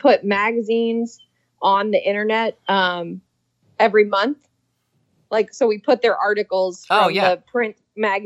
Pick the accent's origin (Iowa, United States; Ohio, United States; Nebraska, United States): Iowa, United States; moved away as an adult; now in Cincinnati, United States; I'm from Iowa.